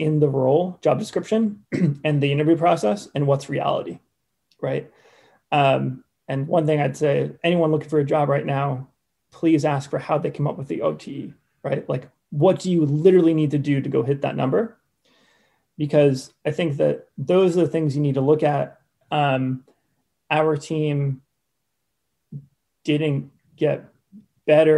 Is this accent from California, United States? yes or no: no; Cape Cod, Massachusetts, United States; now in Poland; Cape Cod.